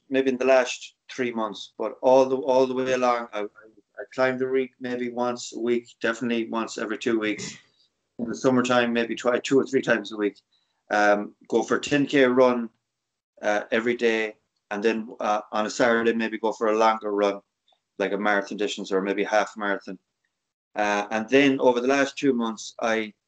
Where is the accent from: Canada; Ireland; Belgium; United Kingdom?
Ireland